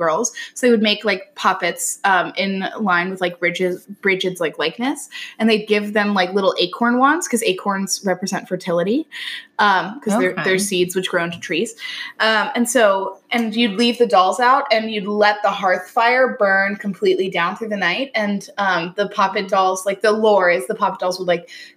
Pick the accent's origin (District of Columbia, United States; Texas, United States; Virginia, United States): Virginia, United States; I grew up in Virginia, which is right by Jamestown